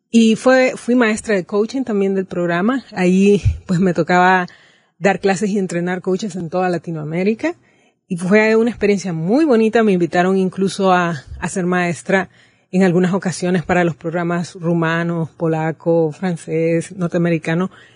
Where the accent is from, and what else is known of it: Honduras